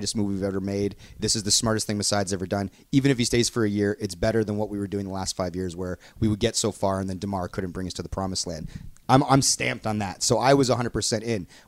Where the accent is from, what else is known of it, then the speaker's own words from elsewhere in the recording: Canada; we're Canadian